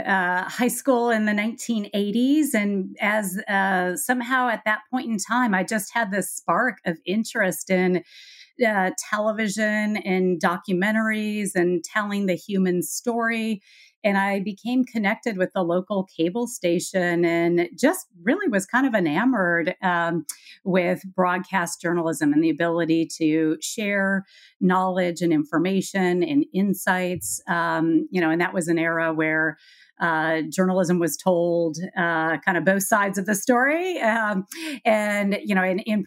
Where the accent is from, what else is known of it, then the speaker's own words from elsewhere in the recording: Colorado, United States; also born or lived in Minnesota / Honduras; I grew up in Colorado, went to Colorado State University in Fort Collins